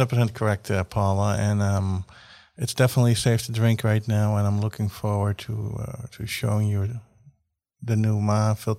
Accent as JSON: {"language": "English", "country": "Netherlands", "moved": "yes", "lives_now": "United States", "said": "I'm from the Netherlands originally."}